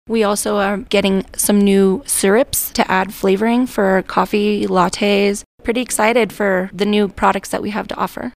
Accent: Wheat Ridge, Colorado, United States; moved away as an adult; now in San Luis Valley, United States; I was born and raised actually in Wheat Ridge

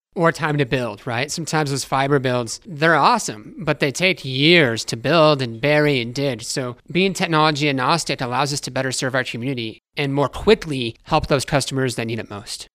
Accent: Alamosa, Colorado, United States; I grew up here in Alamosa

